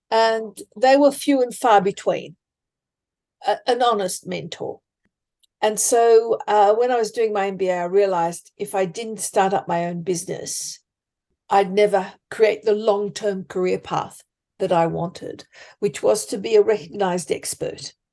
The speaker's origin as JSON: {"language": "English", "town": "Sydney", "region": "New South Wales", "country": "Australia", "said": "I come from Sydney."}